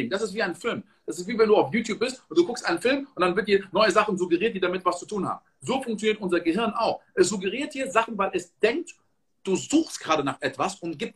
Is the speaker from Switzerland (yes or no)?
no; Côte d’Ivoire; Ich komme aus der Elfenbeinküste. In der Elfenbeinküste wird produziert 30% von Kakao.